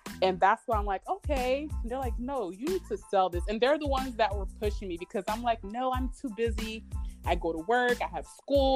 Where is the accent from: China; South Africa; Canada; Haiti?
Haiti; now in United States; I'm from Haiti